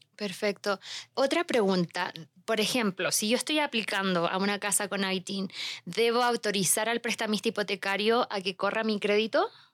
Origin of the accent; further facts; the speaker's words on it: Chile; now in United States; yo soy de Chile